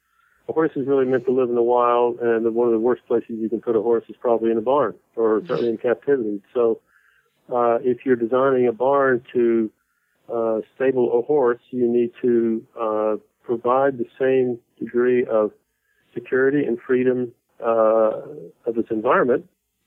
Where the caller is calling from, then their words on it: Washington, District of Columbia, United States; I'm back east. I travel a lot, but you caught me in my where I live and work is Washington, D.C.